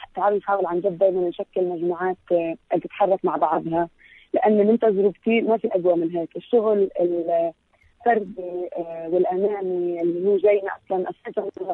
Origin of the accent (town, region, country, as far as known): Palestine